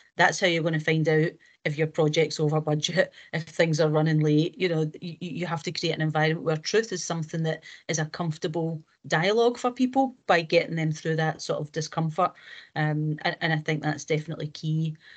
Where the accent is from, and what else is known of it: Scotland, United Kingdom